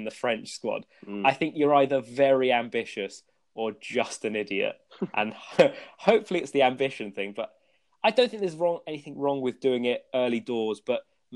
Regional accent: England, United Kingdom; I was born in England and have basically grown up in schools, English culture

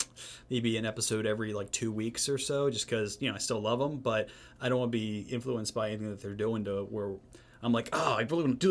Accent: near Mount Airy, Maryland, United States; we film in Mount Airy, Maryland. I grew up about 45 minutes from here on a big farm in a little town.

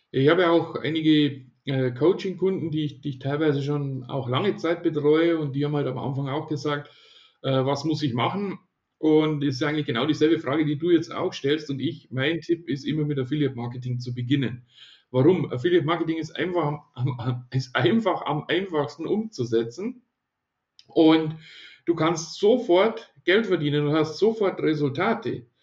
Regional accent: Ingolstadt, Bavaria, Germany; Ich komme ja aus Ingolstadt, wie gesagt

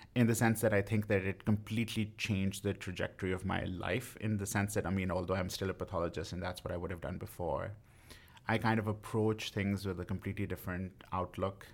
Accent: West Bromwich, West Midlands, United Kingdom; moved away; I grew up in a small town called West Bromwich in the West Midlands

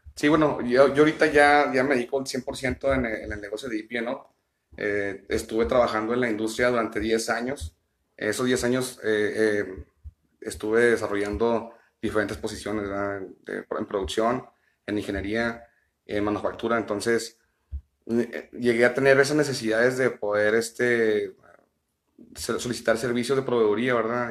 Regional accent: Ciudad Juárez, Chihuahua, Mexico; soy nacido en, la ciudad de Chihuahua, eh, tengo viviendo aquí en Ciudad Juárez ya eh, pues, toda mi vida, de los dos años que me vine aquí

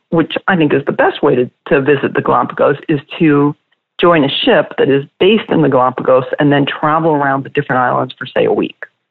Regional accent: outside of Boston, Massachusetts, United States; I grew up outside of Boston

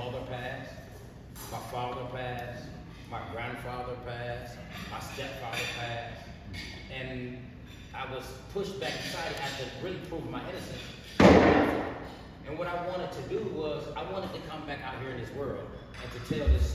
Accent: Flint, Michigan, United States; I was born and raised in Flint, Michigan.

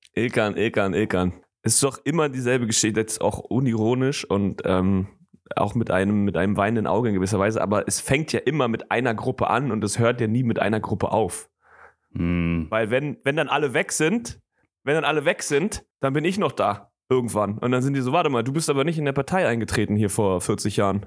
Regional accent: Germany; ich komme aus, ähm, ich komme aus Deutschland

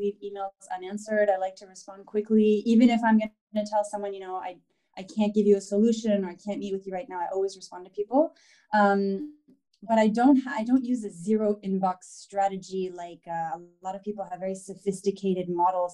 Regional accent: Palo Alto, California, United States; moved away as an adult; now in Paris, France; I'm originally from Palo Alto in the US, moved to France about 10 years ago

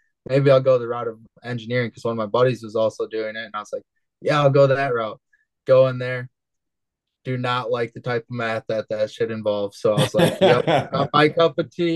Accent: Holland, Michigan, United States; I was born and raised in Holland, Michigan. I still currently live in Holland, Michigan

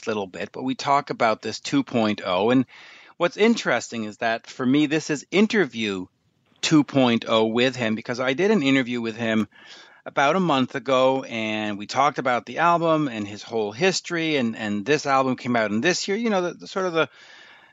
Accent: Canada; as a Canadian

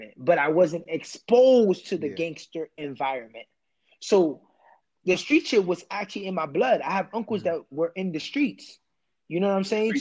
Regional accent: United States; born in America. First generation

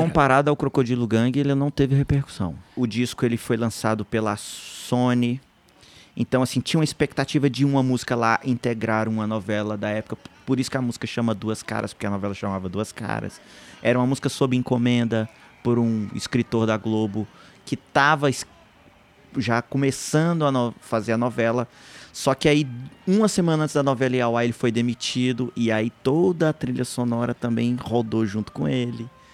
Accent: Taguatinga, Federal District, Brazil; eu sou de Taguatinga

